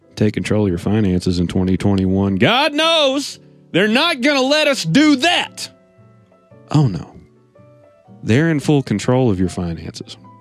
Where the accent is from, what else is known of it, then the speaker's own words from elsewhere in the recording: United States; I'm an American